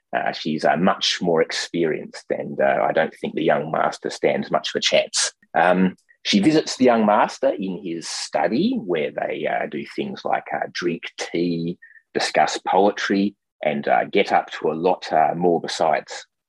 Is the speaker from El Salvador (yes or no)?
no; Perth, Western Australia, Australia; I was uh, born and grew up in Perth, Western Australia.